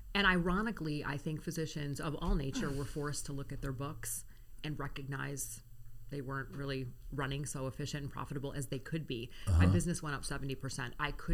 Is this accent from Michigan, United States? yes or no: yes; Grosse Pointe, Michigan, United States; Grosse Pointe, Michigan.